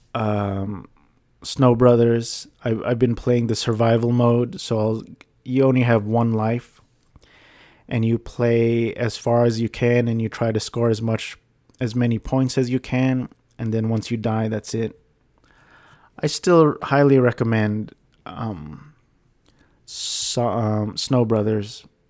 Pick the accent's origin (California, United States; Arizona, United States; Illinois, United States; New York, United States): California, United States; Garden Grove; which is where I grew up in California.